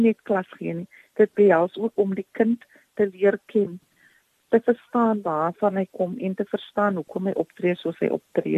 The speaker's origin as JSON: {"language": "Afrikaans", "town": "Paarl", "region": "Western Cape", "country": "South Africa", "tie": "born or raised there", "said": "Ek is oorspronklik van die Parel"}